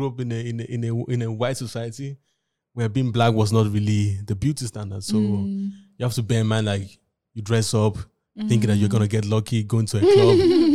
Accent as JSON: {"language": "English", "country": "Nigeria", "moved": "yes", "said": "I said, like, I'm from Nigeria."}